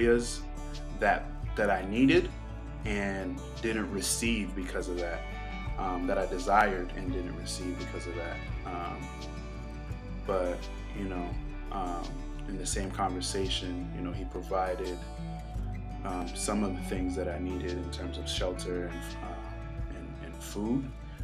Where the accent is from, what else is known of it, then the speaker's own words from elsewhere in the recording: Boston, Massachusetts, United States; also born or lived in New York City; now in Georgia, United States; I was born in New York City and raised in Boston.